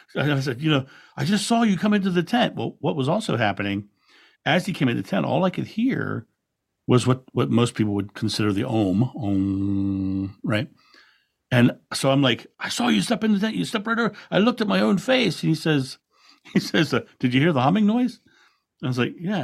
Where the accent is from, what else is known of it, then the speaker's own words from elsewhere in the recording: Rehoboth Beach, Delaware, United States; I grew up in Rehoboth Beach, Delaware, which is a beautiful beachside community